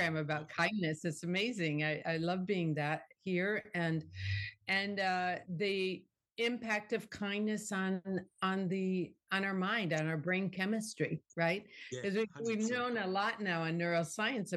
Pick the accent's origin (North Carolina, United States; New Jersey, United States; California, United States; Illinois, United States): Illinois, United States; Northern; moved away; also born or lived in Miami, Florida; I grew up in Northern Illinois